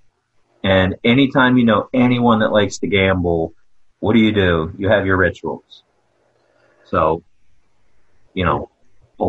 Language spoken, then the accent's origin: English; Havre de Grace, Maryland, United States; I'm from Havre de Grace, Maryland.